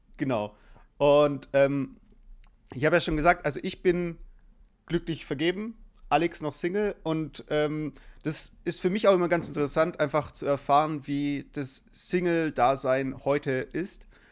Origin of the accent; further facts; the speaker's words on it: Germany; ich wurde in Deutschland geboren